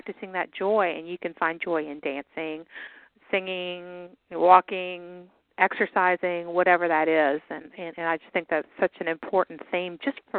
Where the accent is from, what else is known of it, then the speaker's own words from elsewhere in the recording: the South, United States; accent: Southern; We're all from the South, y'all.